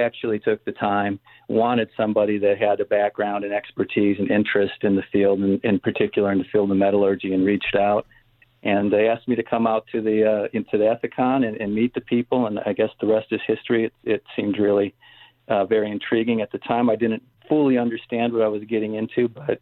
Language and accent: English; Northwest Indiana, United States; When I grew up, I grew up in Northwest Indiana.